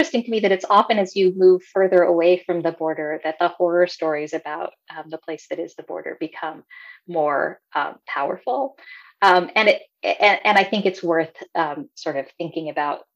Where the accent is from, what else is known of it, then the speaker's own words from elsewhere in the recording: El Paso, Texas, United States; moved away as an adult; I grew up in El Paso in the 70s and 80s